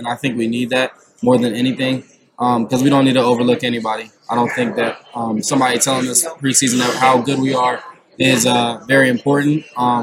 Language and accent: English; Georgia, United States; I'm from Georgia